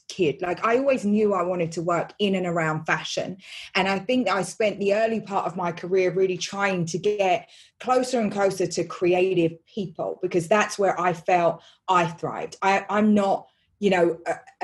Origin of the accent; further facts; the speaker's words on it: London, United Kingdom; I grew up in East London